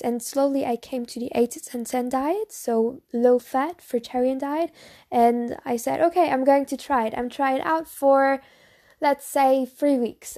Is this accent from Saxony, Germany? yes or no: no; Bavaria, Germany; English is a second language; I'm actually from Germany. So I'm from Bavaria, a s, very, very small town, small, small village from Germany, um, Bavaria.